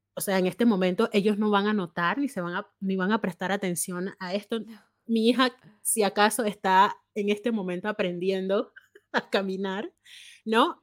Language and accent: Spanish; Panama; moved away as an adult; now in Germany; yo como panameña